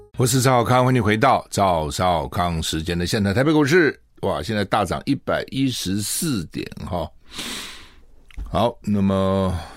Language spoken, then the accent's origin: Chinese; Taiwan; 我们台湾人